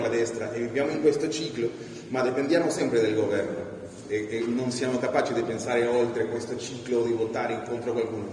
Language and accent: Italian; Peru; born or raised there; Italian is a second language; now in Italy